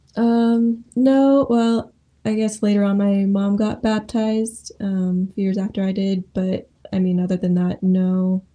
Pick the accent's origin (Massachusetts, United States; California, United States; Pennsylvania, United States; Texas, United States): California, United States; Modesto; moved away as an adult; also born or lived in Oregon; now in Springfield, United States; I grew up in Modesto, California